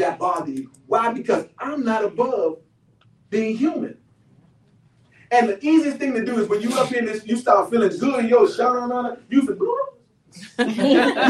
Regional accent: Washington, District of Columbia, United States; I'm from Southeast Washington, D.C. One of the poorest areas in the District of Columbia.

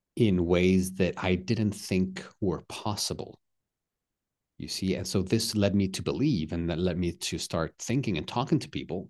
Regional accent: Texas, United States; I'm from the U S, but I'm Mexican-American, so I'm, I don't have a, a dual citizenship. I'm American, um, but also Mexican, you know, from Texas.

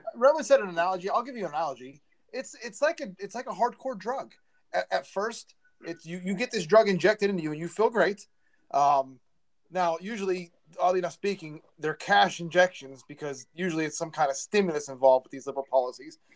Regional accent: Beaver County, Pennsylvania, United States; we're all from Beaver County

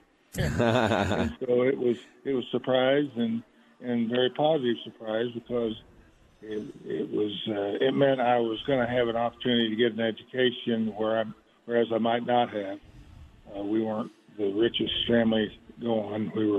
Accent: Kansas City, Missouri, United States; I grew up in Kansas City, Missouri.

